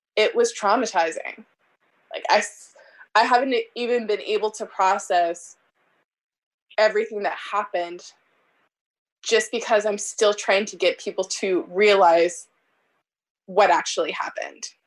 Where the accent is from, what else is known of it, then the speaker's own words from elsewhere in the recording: Omaha, Nebraska, United States; also born or lived in Bellevue, Nebraska; I grew up in North Omaha